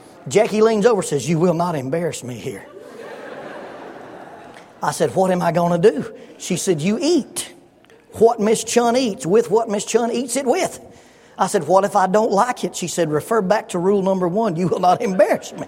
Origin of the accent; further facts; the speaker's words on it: Oxford, Alabama, United States; moved away as an adult; also born or lived in Huntsville, Alabama / Salem, Arkansas; In my house where we grew up in Oxford, Alabama